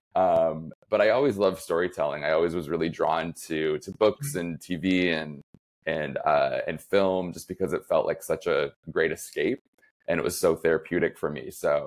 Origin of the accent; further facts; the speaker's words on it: Flint, Michigan, United States; moved away as an adult; also born or lived in New York; now in Chicago, United States; I grew up right outside of Flint, Michigan.